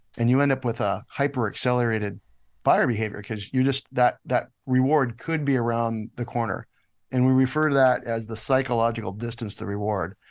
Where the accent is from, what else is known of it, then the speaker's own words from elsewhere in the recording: Canada; moved away as an adult; also born or lived in United States; I'm Canadian, and I've, I've been here most of my life, but I was in the States for about seven years